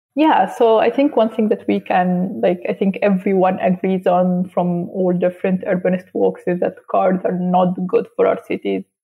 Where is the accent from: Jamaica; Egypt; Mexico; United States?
Egypt; Alexandria, Alexandria Governorate; moved away as an adult; now in Lusaka, Zambia; I'm personally from Alexandria, Egypt